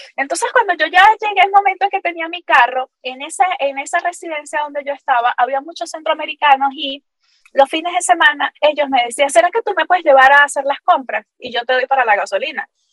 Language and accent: Spanish; Capacho, Táchira, Venezuela; accent: gocho; moved away as an adult; also born or lived in Valencia, Venezuela / San Cristóbal, Venezuela; now in Florida, United States; Gochita, gochita, de nacimiento.